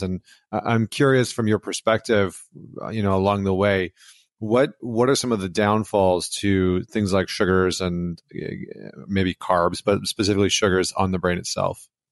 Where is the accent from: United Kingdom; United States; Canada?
Canada; I'm from Canada